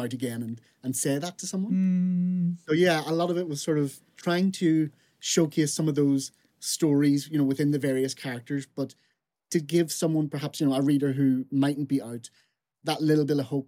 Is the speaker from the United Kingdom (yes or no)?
yes; Fermanagh, Northern Ireland, United Kingdom; I'm from Fermanagh, which is in sort of West Northern Ireland. So I'm from a very, very small rural little place.